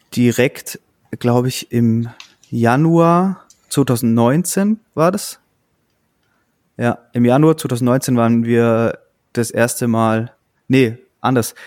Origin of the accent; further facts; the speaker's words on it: Augsburg, Bavaria, Germany; Wir kommen ja aus Augsburg.